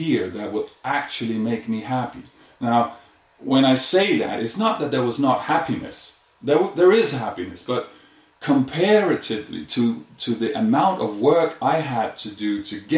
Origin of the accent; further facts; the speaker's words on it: Denmark; moved away as an adult; also born or lived in India; I'm originally from Denmark